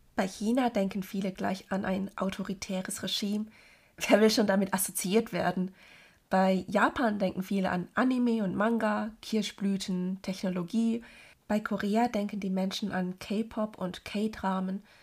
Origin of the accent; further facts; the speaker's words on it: Germany; obwohl ich Deutsch viel besser spreche als alle anderen Sprachen und hier geboren und aufgewachsen bin